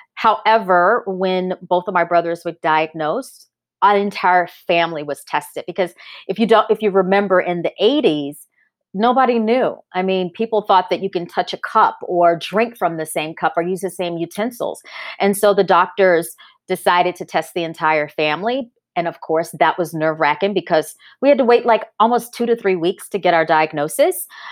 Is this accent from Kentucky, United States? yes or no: no; North Louisiana, United States; growing up in Louisiana, exposed, uh, 'cause I grew up in a college town